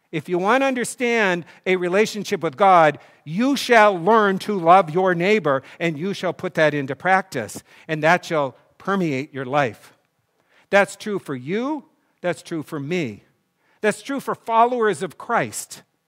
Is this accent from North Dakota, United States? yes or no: yes; North Dakota, United States; I grew up in North Dakota where there was no tennis court until they put one in my senior in high school